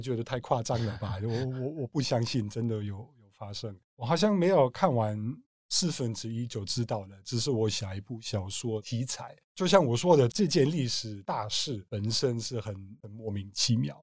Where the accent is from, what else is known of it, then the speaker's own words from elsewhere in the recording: Germany; Chinese is a second language; moved away; 从香港回德国一趟，在乡下的我的家乡看我家人